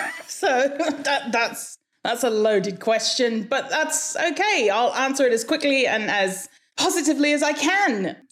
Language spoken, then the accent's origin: English; Hawaii, United States; also born or lived in -; I was born and raised in Hawaii. So I've been around accents the whole of my life.